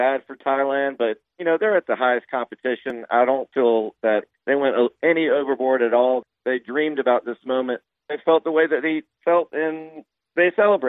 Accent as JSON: {"language": "English", "country": "United States", "said": "We're American."}